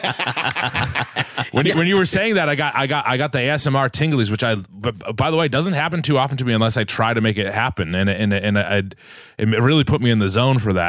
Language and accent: English; Massachusetts, United States; moved away as an adult; also born or lived in Los Angeles; I grew up in New England, in Massachusetts, uh, in this house here that I'm in right now